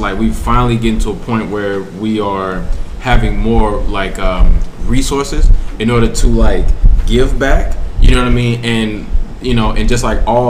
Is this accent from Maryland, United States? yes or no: no; St. Louis, Missouri, United States; I grew up in St. Louis, Missouri